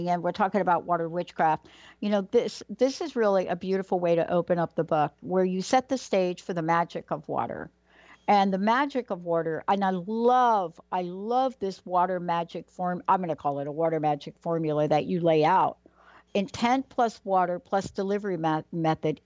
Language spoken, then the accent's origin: English; New York City, New York, United States; moved away; also born or lived in Seattle; I grew up in New York